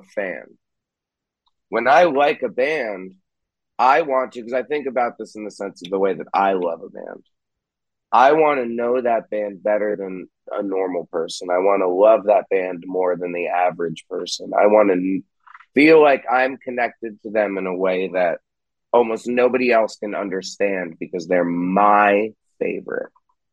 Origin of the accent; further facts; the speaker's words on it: New York, United States; moved away as an adult; now in Jersey City, United States; in Jersey City now, but I'm from New York, born